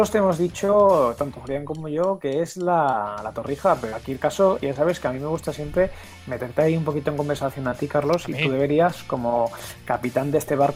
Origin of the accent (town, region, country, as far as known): Seville, Andalusia, Spain